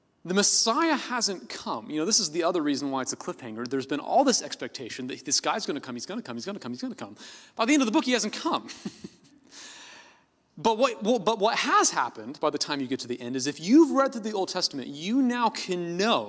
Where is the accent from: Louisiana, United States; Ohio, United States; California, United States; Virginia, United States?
California, United States; Oakland; I was born in Oakland, California